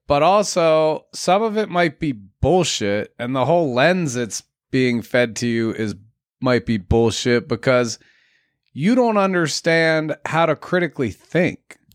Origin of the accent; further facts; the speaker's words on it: United States; being an American has always held good weight.